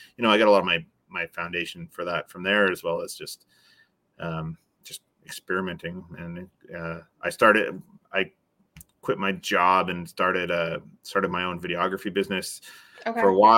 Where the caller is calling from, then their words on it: British Columbia, Canada; I'm in British Columbia, Canada.